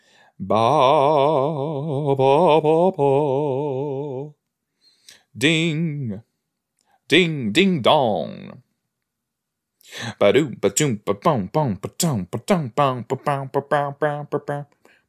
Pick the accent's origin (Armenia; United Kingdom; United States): United Kingdom; East of England; I'm from West Hertfordshire, you know, I don't really know, I don't know it that well